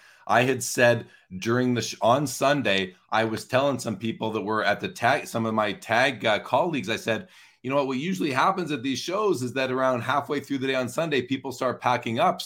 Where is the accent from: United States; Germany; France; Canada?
Canada; I'm not from SoCal. I'm from Canada